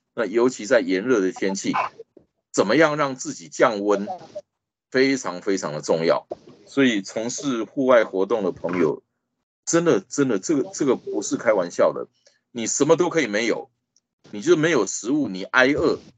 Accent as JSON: {"language": "Chinese", "country": "Taiwan", "said": "I'm proudly from Taiwan。我很骄傲的，我是来自台湾的"}